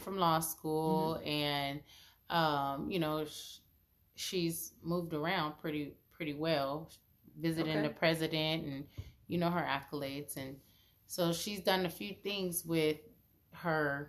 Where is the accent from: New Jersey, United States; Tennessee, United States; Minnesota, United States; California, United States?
California, United States; Los Angeles; We're all from Los Angeles